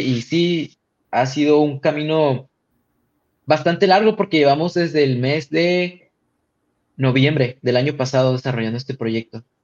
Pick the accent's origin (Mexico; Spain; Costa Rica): Mexico; Tijuana, Baja California; yo vengo de Tijuana